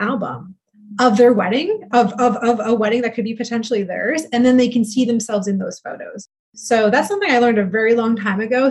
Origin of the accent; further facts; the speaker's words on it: East Coast, United States; moved away as an adult; I am originally from the East Coast, right? Which, you know, and I moved here about 8 years ago